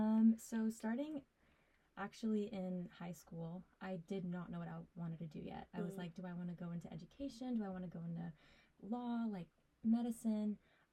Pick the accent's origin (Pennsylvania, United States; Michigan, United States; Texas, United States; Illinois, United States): Texas, United States; Dallas; I am from Dallas, Texas.